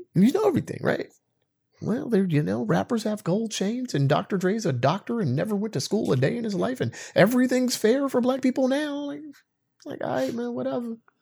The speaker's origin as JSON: {"language": "English", "country": "United States", "said": "me, as an American citizen with my history in this country"}